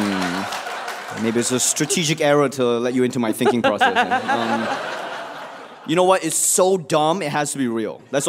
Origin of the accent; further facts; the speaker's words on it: Singapore; now in United States; I grew up in Singapore. My parents live in Singapore.